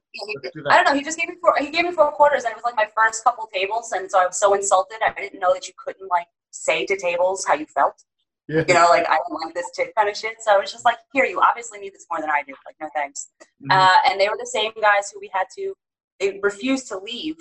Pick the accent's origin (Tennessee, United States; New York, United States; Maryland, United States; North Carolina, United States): New York, United States; moved away; also born or lived in Seattle